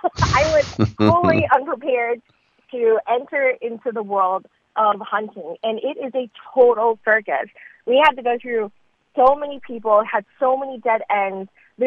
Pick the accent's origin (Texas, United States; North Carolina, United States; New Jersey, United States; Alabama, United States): Texas, United States; Dallas; moved away; also born or lived in Atlanta, Georgia; I grew up in Dallas, in this really urban part of Dallas. So I'm a big city girl.